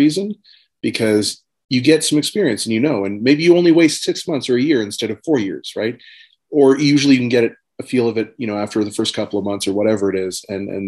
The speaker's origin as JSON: {"language": "English", "town": "Amsterdam", "region": "North Holland", "country": "Netherlands", "tie": "born there", "also_born_or_lived": "various countries", "said": "So like I was born in Amsterdam in Netherlands, and I lived all over the world."}